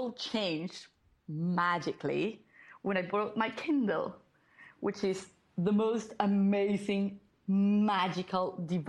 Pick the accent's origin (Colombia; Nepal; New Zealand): Colombia; now in Lima, Peru; So I am originally from Colombia, but I currently live in Lima, Peru, with my husband and our two cats.